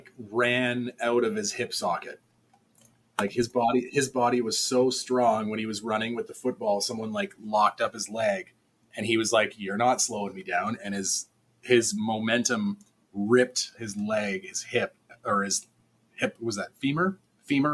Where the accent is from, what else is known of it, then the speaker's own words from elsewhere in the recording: Calgary, Alberta, Canada; I'm from Calgary